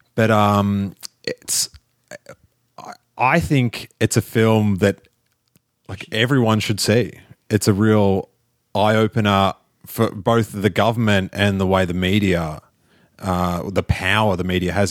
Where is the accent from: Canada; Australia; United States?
Australia; moved away; I'm from Australia